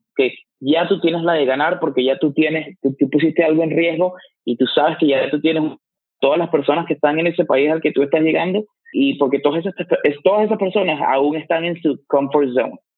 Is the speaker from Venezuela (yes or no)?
yes; Venezuela; moved away as an adult; now in United States; tú y yo venimos de Venezuela y los dos estamos aquí en Estados Unidos